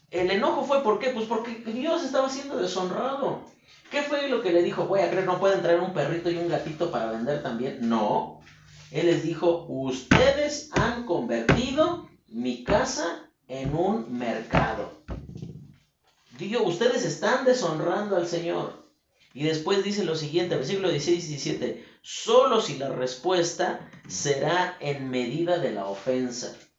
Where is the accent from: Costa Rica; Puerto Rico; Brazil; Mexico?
Mexico; nosotros como mexicanos